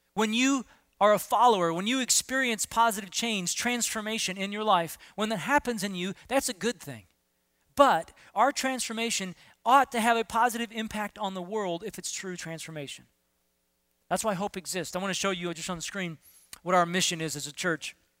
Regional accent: Southern California, United States; When I was in middle school, uh, growing up in Southern California

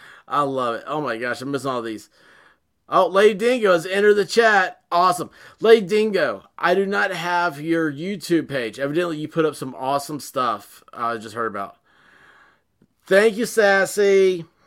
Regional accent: the South, United States; This goes against everything I was picked on my entire life as being a Southerner.

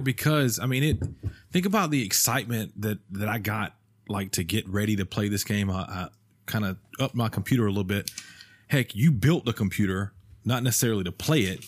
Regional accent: Alabama, United States; I'm from Alabama

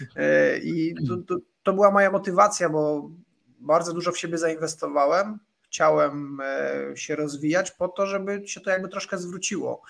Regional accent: Radomyśl Wielki, Subcarpathian Voivodeship, Poland; moved away; zwykła polska rodzina gdzieś z Podkarpacia, z bardzo małej miejscowości. Nie powiem wsi, bo bym obraził osoby, które tam mieszkają. mamy prawa miejskie w Radomyślu Wielkim

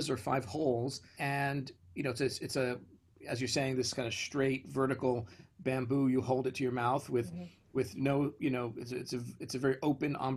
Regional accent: New York City, New York, United States; I grew up in Brooklyn, in the far side of Brooklyn

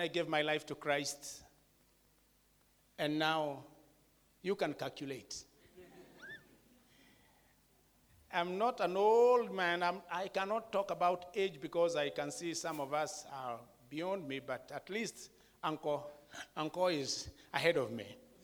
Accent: Kenya; I'm from a Kikuyu tribe in Kenya

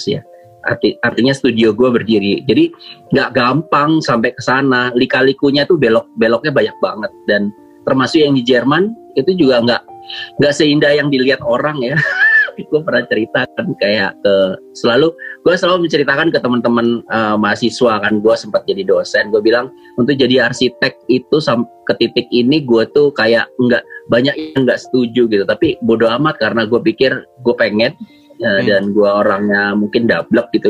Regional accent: Surabaya, East Java, Indonesia; yang kan gue dari Surabaya ya sekolahnya. Jadi salah satu sekolah uh, favorit gitulah di namanya SMA Kompleks.

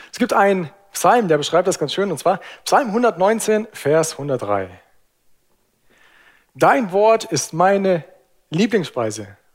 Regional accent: Lake Constance area, Germany; Obst ist super, ich bin am Bodensee groß geworden. Ich liebe Obst.

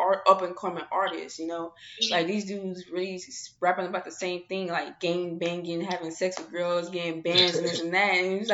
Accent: St. Louis, Missouri, United States; now in Arizona, United States; I'm from St. Louis

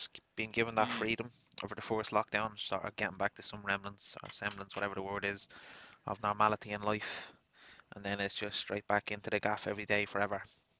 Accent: Dublin, Leinster, Ireland; We're just two lads from Dublin, Ireland, in our 20s, and we actually came up with the name because we're both from Dublin 24 originally

